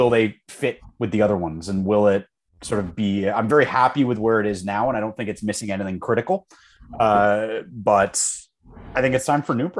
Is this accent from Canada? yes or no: yes; Canada; I know we didn't because we were sharing American supply and they wanted 45.